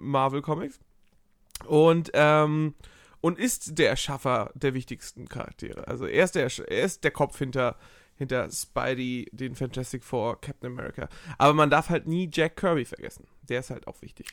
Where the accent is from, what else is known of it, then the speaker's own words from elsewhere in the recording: Hamburg, Germany; ich als Hamburger Jung